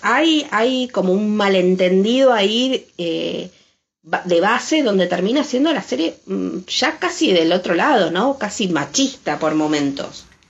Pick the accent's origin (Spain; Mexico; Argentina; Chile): Argentina; Nosotros, quizás los argentinos, estamos por una cuestión de afinidad más acostumbrados al acento madrileño